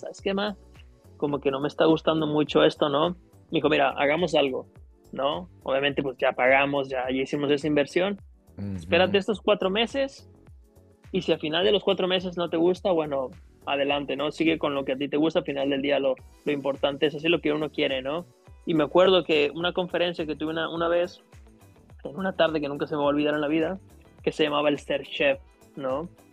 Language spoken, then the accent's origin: Spanish; El Grullo, Jalisco, Mexico; now in Los Cabos, Mexico; Yo soy originario de, del Grullo, Jalisco, es de un pequeño pueblo ahí en, en, Jalisco, muy cerca de Guadalajara, como un par de horas, ¿no? Ahí, ahí crecí, ahí estuve viviendo mi niñez